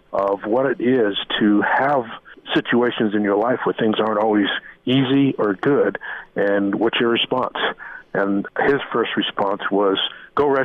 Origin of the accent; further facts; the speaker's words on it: New York City, New York, United States; now in Nebraska, United States; I'm originally from New York City, and I lived there for a while